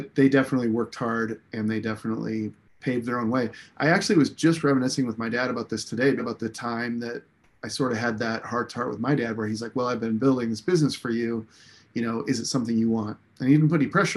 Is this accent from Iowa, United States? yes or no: yes; Des Moines, Iowa, United States; I was born in Des Moines, and my parents were small business owners, and they owned a commercial printing company.